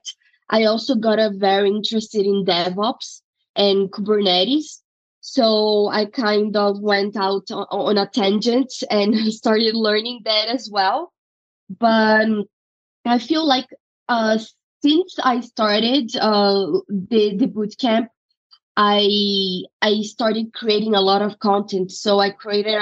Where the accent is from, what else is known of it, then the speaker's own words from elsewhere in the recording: Brazil; moved away as an adult; now in United States; I'm originally from Brazil and I went to law school there. I graduated in 2016 and right after I moved to the U.S.